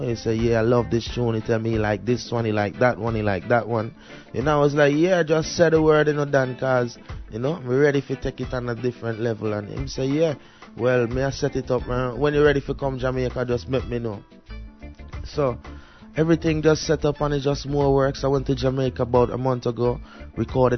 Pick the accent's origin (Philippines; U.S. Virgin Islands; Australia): U.S. Virgin Islands; I grew up in St. Thomas in a place called PMP Gardens